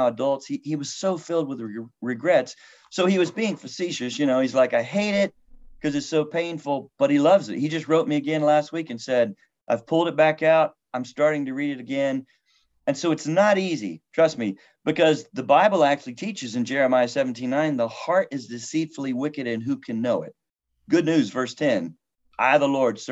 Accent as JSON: {"language": "English", "country": "United States", "said": "I'm an American"}